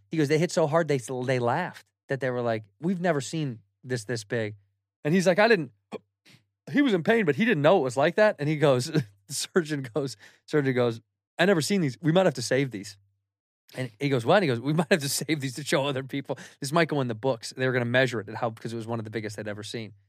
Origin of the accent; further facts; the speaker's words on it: United States; as an American